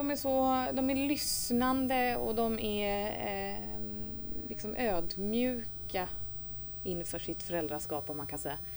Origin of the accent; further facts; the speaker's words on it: Sweden; also born or lived in Thames, New Zealand; Eh, vi flyttade till Sverige när jag var fyra, så det var inte speciellt länge.